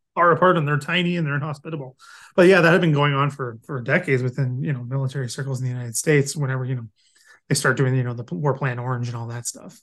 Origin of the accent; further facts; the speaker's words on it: London, Ontario, Canada; where I'm from, I'm from London, uh, London, Ontario